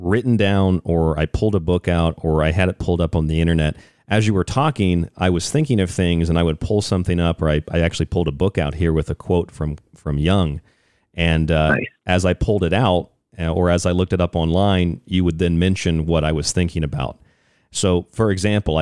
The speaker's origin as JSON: {"language": "English", "town": "St. Petersburg", "region": "Florida", "country": "United States", "tie": "born or raised there", "moved": "yes", "lives_now": "Phoenix, United States", "said": "I'm from St. Pete, Florida"}